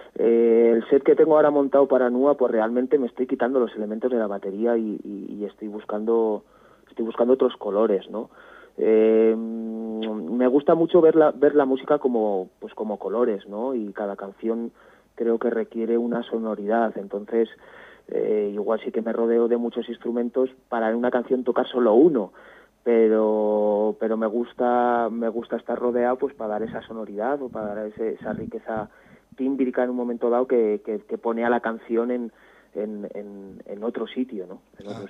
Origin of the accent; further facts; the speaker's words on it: Estella, Navarre, Spain; somos más bien navarros los dos